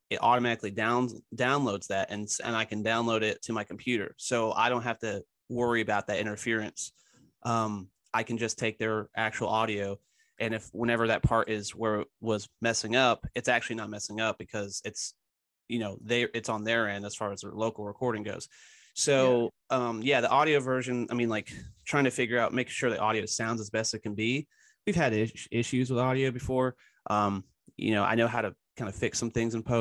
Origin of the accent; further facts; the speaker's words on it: Philadelphia, Pennsylvania, United States; I, I'm from Philadelphia originally as well.